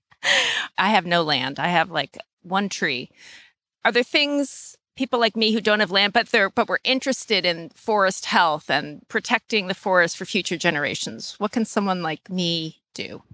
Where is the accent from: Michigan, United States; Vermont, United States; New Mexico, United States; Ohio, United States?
Vermont, United States; Manchester; also born or lived in New York State; I grew up in Manchester